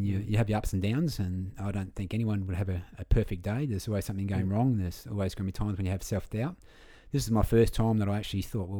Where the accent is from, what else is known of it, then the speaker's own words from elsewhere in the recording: Victor Harbor, South Australia, Australia; also born or lived in Goolwa; I was born at Victor Harbour. Yeah. My parents lived down at Goor for a long time. My dad was superintendent of the Goor Barrage. So, you know, every time we go to Victor, it's like my hometown.